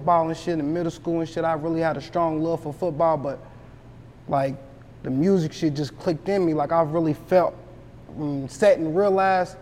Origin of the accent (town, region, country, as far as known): Louisville, Kentucky, United States